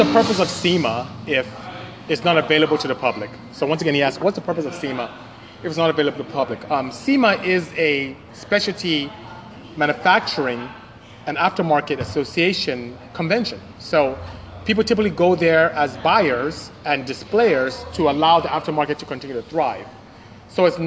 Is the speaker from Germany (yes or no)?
no; Nigeria; I'm from Nigeria